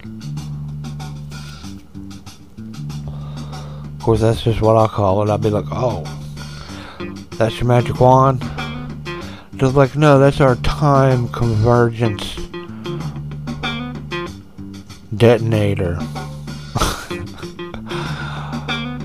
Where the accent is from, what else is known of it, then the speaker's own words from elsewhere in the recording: United States; We're too American for